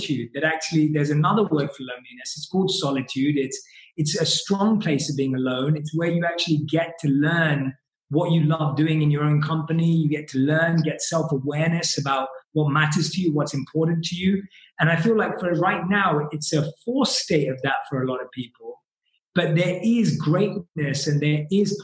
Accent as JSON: {"language": "English", "region": "London", "country": "United Kingdom", "tie": "born or raised there", "moved": "yes", "said": "our London roots"}